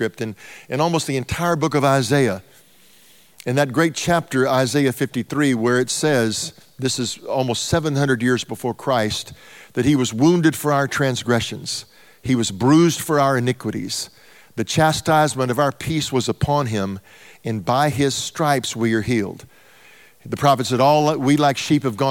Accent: Texas, United States; I'm from Texas

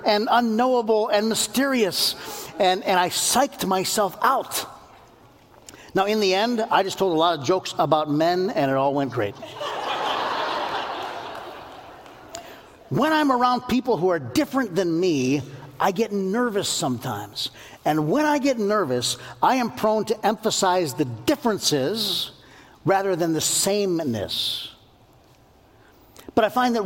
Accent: United States; born and raised in the United States of America

